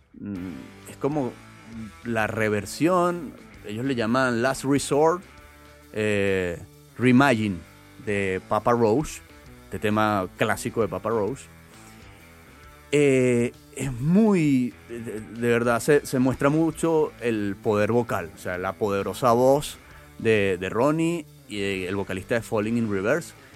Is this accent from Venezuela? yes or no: yes; Venezuela; están en mi país